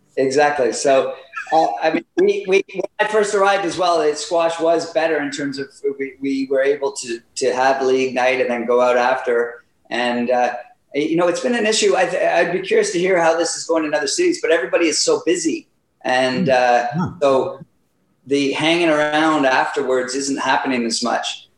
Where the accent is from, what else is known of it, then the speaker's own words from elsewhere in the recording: Ottawa, Ontario, Canada; now in Whistler, Canada; I grew up in Ottawa, so that's where I started playing